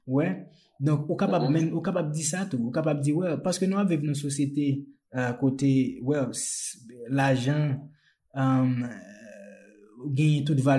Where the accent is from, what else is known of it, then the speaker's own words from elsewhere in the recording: Jérémie, Grand'Anse, Haiti; moved away as an adult; mwen mèm mwen te Jeremie, uh, mwen fè Jeremie, mwen leve Jeremie jusqu'a 18 an.